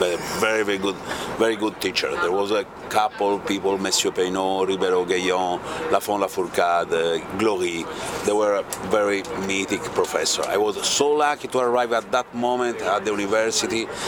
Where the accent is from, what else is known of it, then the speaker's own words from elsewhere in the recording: Tuscany, Italy; English is a second language; also born or lived in Bordeaux; I grew up in Tuscany